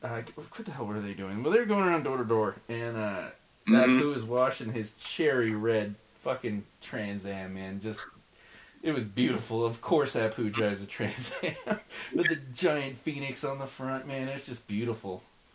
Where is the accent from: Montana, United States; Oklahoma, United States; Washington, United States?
Oklahoma, United States; I'm from Oklahoma.